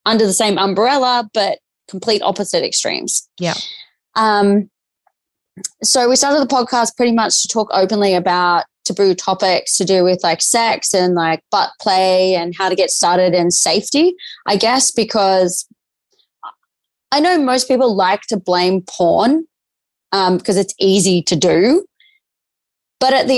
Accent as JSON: {"language": "English", "country": "Australia", "also_born_or_lived": "Newcastle", "said": "I am Australian"}